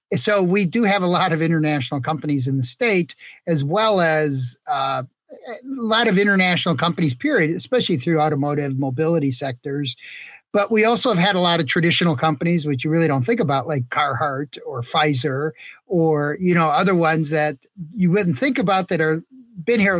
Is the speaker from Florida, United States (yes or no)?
no; Detroit, Michigan, United States; I'm from Detroit